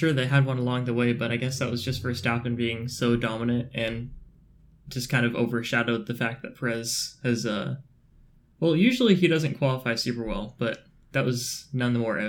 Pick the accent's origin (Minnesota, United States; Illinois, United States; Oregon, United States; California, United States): Oregon, United States; Klamath Falls; I go hard. Yeah, I'm from Klamath Falls. This is nothing.